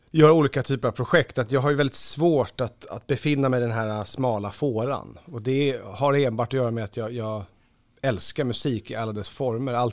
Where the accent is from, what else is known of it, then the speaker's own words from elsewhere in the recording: Lidingö, Stockholm County, Sweden; där jag är uppvuxen så är, ju, är man ju inte ensam om att, om att, ha föräldrar som har presterat. Eh, Lidingö är ju väldigt så